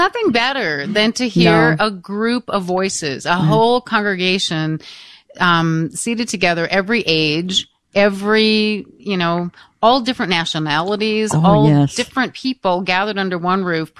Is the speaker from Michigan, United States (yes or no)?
yes; Michigan, United States; the parish that I was raised in Freesall, Michigan